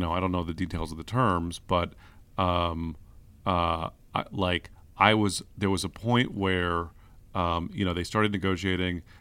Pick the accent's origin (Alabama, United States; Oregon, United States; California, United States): California, United States; San Francisco; grew up in San Francisco. I'm a, I'm like a, a, a Bernal Noe mission kid.